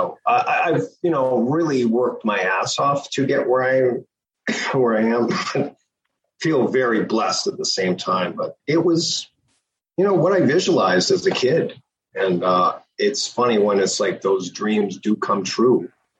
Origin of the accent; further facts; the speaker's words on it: Toronto, Ontario, Canada; I grew up in Toronto.